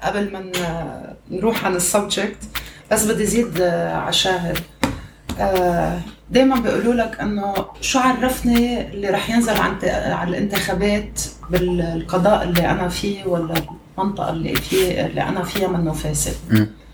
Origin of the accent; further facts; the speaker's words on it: Lebanon; now in Kuwait; نحن لبنانيه